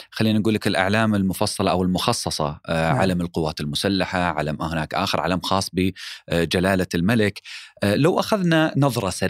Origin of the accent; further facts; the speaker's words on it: Saudi Arabia; لكن العلم في حياتنا إحنا كسعوديين احنا نشوفه كثيرا في المناسبات الوطنية